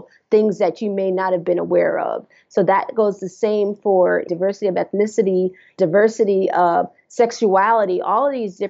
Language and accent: English; Jersey City, New Jersey, United States; We grew up in Jersey City, New Jersey, and we lived in a brownstone